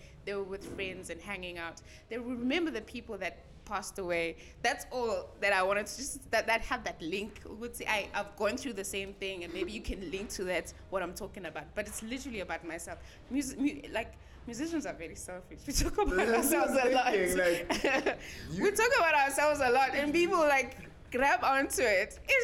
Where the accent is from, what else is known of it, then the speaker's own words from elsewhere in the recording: South Africa; I am South African